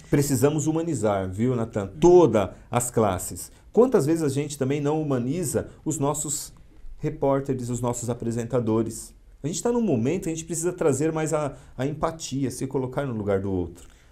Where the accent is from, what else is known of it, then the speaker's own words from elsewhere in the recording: São Paulo, Brazil; moved away as an adult; now in Mauá, Brazil; eu nasci em São Paulo, fui criado na Zona Leste, em São Miguel Paulista.